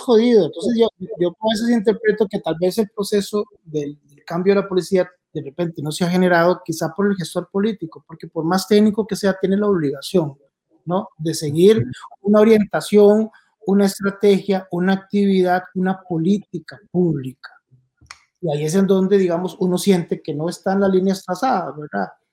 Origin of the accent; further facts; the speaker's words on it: Puntarenas, Costa Rica; moved away; Punta Arenas tiene 19 homicidios, mi pueblo